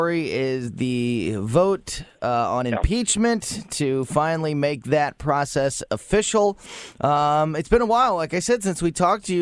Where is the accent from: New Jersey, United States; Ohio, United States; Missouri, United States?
Missouri, United States; Florissant; as a white person who's grown up in North County and in Florissant and has been there forever